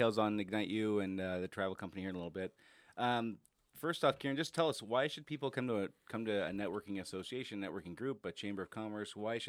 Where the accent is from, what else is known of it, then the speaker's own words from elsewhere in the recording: Enumclaw, Washington, United States; also born or lived in Casper, United States; I was born in Casper, Wyoming, and I think I went to 16 schools growing up, something like that. We moved all around the place. Ended up out here in the late 80s when I was in sixth grade and moved to Enumclaw